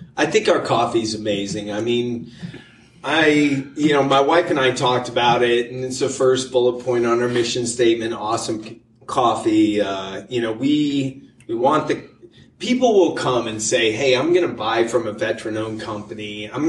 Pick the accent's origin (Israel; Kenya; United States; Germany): Germany; born there; My mom's German. My dad was in the military. Mm-hmm. I was born in Germany, raised all over the world.